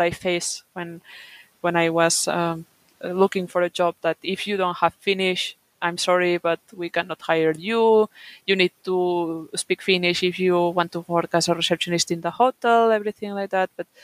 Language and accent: English; Catalonia, Spain; first language Catalan; English is a second language; now in Kuopio, Finland; I come from my region. It's Catalonia, which is a region in Spain